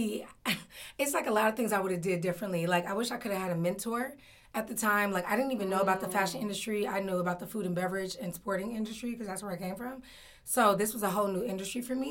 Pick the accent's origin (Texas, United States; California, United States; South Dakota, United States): California, United States; Oakland; also born or lived in New York / Washington, D.C.; I'm based in Oakland, California. Oakland. I'm born and raised in Oakland.